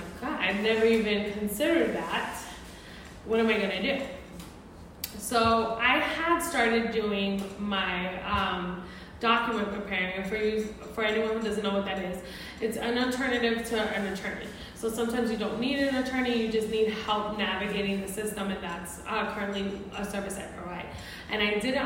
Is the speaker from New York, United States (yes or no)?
yes; New York City, New York, United States; moved away as an adult; now in Phoenix, United States; I am actually a native New Yorker, so I'm from Brooklyn, and I currently live in Phoenix. I've been there for about 20 years